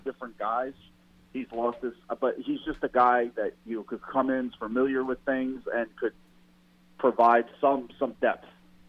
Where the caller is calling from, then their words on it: Jersey City, New Jersey, United States; … in Jersey City, New Jersey.